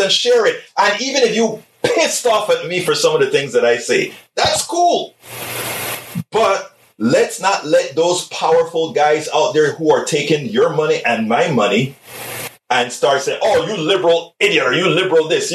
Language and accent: English; Panama; I am from Central America, right. Panama. I'm from Panama